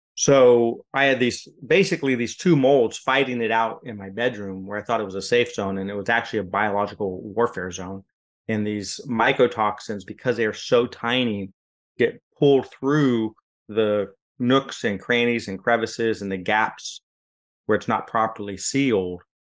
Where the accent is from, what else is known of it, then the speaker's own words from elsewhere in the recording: West Coast, United States; moved away as an adult; now in Florida, United States; I'm from the West Coast